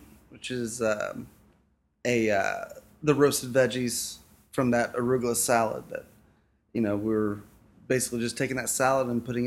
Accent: Rising Sun, Indiana, United States; I am originally from Rising Sun, Indiana

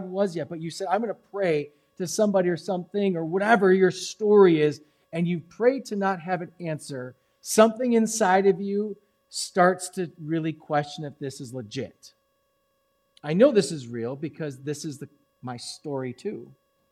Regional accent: Milwaukee, Wisconsin, United States; also born or lived in Racine, United States / Germantown, United States; I grew up in Milwaukee

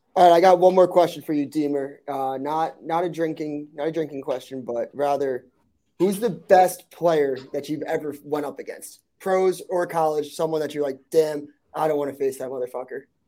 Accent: Long Island, New York, United States; I'm from Long Island

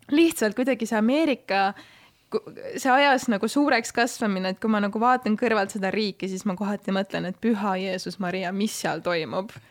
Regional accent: Estonia; born there; ma olin nagu, et miks ma sündisin siia Eestisse, mingi väike mõttetu riik, kus ei ole mitte midagi

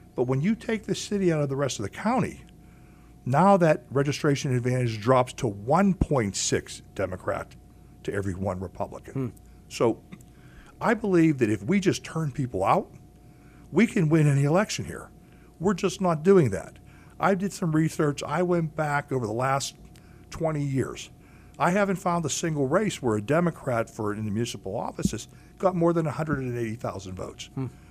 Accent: Pittsburgh, Pennsylvania, United States; I was born in Pittsburgh. Here, I was born and raised on Mount Washington.

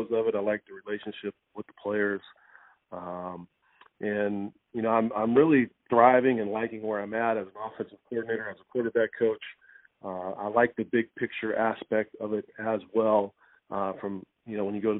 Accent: Louisville, Kentucky, United States; growing up in Louisville

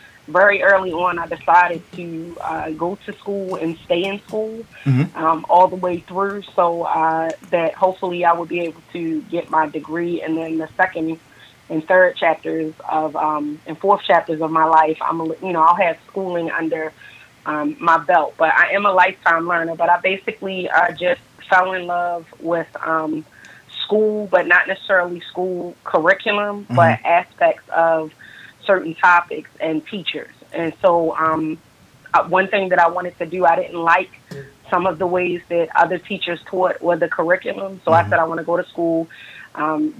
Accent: Baltimore, Maryland, United States; I'm born and raised in actually Baltimore, Maryland. The city, to be specific, West Side

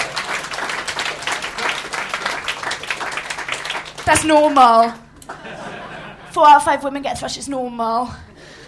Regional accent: Swansea, Wales, United Kingdom; I'm a Welsh Iraqi from the Bay of Swansea, the South Wales Valleys

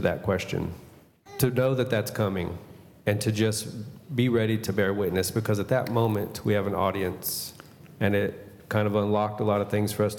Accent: United States; moved away as an adult; now in Brazil; People can tell that our Portuguese is much different. And they always ask us, where are you from? And we say, we're from the United States.

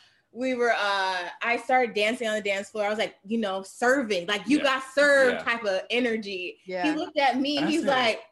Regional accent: Florida, United States; now in Brooklyn, United States; So I'm originally from Florida

